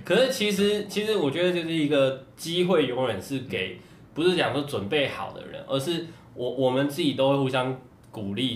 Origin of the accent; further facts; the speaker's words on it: Taiwan; 然后家里面台湾那个时候大部分还是会认为哇玩游戏是不好的事情